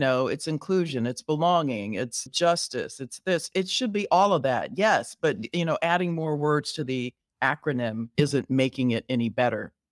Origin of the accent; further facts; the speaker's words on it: Riverside, California, United States; moved away as an adult; now in Chicago, United States; I was born and raised in Southern California